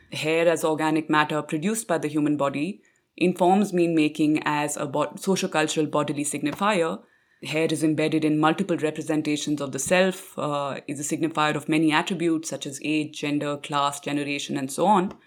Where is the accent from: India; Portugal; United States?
India; Delhi; Growing up in Delhi, it is through hair and the turban that several of my family members wore that I came to understand and make sense of my own identity as a minority Sikh in contemporary India